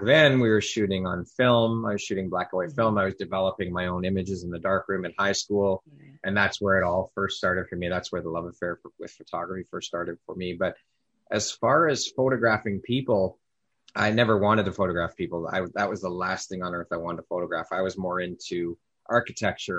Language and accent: English; Toronto, Ontario, Canada; also born or lived in Oshawa, Ontario; I was born and raised here in Toronto, Canada.